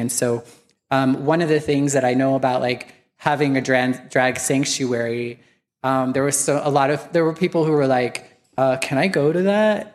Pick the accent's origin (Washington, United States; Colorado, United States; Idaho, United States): Idaho, United States; Wendell; I grew up in Wendell, Wendell, Idaho